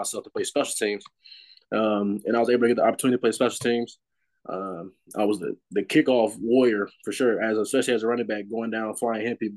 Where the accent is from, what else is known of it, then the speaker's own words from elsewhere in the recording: Illinois, United States; I'm from Illinois.